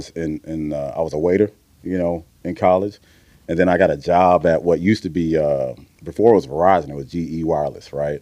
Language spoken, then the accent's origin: English; Missouri City, Texas, United States; I grew up in Mo City.